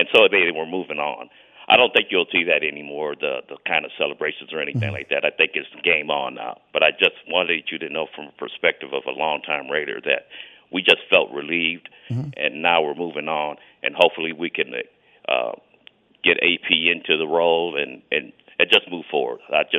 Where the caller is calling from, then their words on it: Virginia, United States; Hey, I'm here from Virginia. I was at the game on Sunday, and I'll be at the game next Sunday against the Jets.